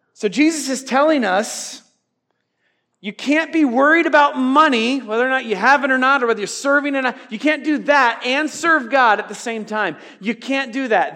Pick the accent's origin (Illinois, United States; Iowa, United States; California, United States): Iowa, United States; I'm from Iowa.